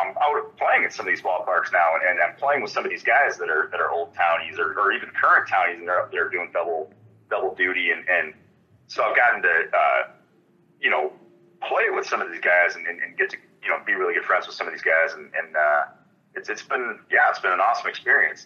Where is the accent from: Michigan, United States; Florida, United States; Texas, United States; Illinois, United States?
Michigan, United States; Holland; born or raised there; moved away as an adult; also born or lived in Cedar Falls, Iowa / Buhl, Minnesota; now in Minnesota, United States